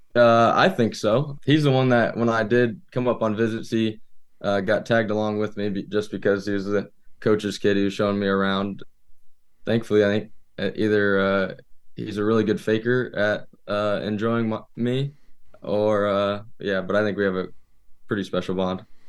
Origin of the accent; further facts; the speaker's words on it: Indiana, United States; moved away as an adult; now in Alma, United States; I'm from Indiana, all my family comes up